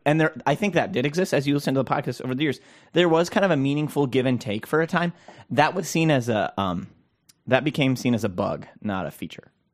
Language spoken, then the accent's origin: English; Minnesota, United States; I'm a Minnesotan